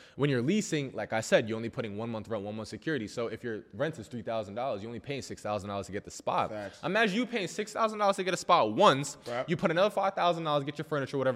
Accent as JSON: {"language": "English", "region": "New York", "country": "United States", "said": "I'm from New York."}